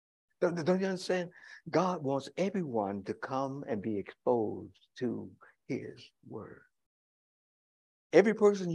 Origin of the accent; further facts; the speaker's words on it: Chicago, Illinois, United States; I live in Chicago. Check out the boundaries. It's the whole idea of the metropolitan Chicago. I am a Chicagoan.